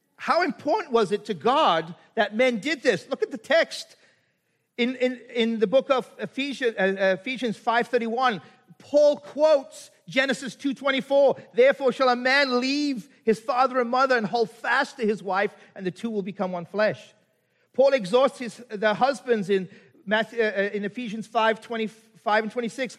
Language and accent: English; South Africa; moved away; I'm from Africa